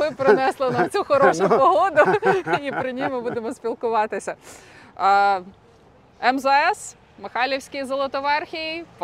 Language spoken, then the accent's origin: Ukrainian; Lviv, Lviv Oblast, Ukraine; now in Kyiv, Ukraine; А я львів'янка, настрій. Я львів'янка, мені взагалі львівські душі до душі.